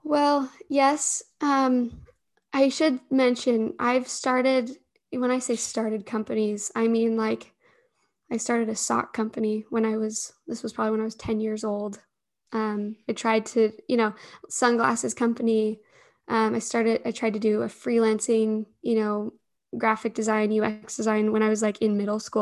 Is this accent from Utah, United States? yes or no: yes; Alpine, Utah, United States; I grew up in Alpine